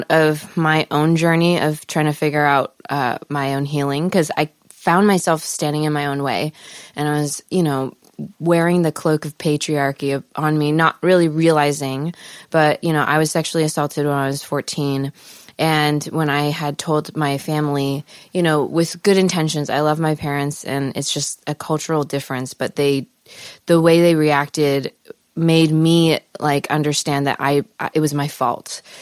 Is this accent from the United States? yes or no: yes; Palos Verdes, California, United States; Los Angeles. Actually, Palos Verdes.